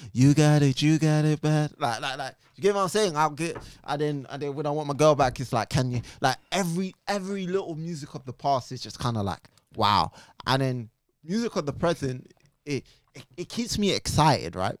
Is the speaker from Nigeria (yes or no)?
no; Jamaica; being Jamaican, I was taught